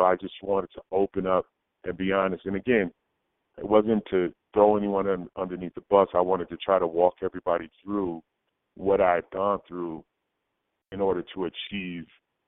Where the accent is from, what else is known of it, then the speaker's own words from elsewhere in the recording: New England, United States; I'm from New England.